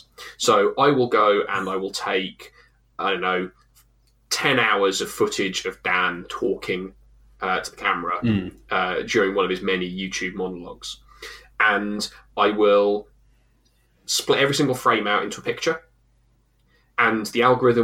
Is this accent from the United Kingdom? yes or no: yes; England, United Kingdom; we're also English